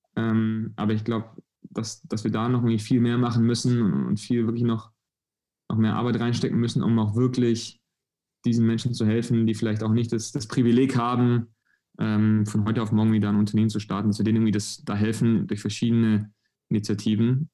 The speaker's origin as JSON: {"language": "German", "area": "near Stuttgart", "region": "Baden-Württemberg", "country": "Germany", "said": "Ich komme aus der Nähe von Stuttgart, das magische Dreieck."}